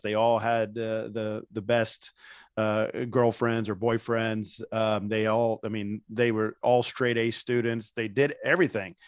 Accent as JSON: {"language": "English", "region": "Indiana", "country": "United States", "tie": "born or raised there", "moved": "as an adult", "said": "I grew up in Indiana"}